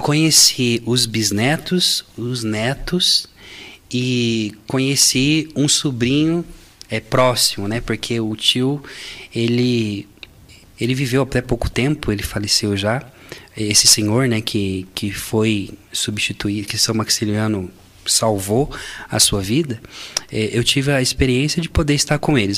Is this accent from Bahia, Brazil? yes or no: no; Barretos, São Paulo, Brazil; eu sou de Barretos